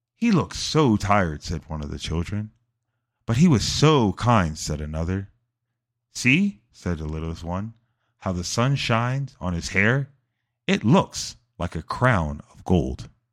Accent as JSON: {"language": "English", "country": "United States", "said": "my home country"}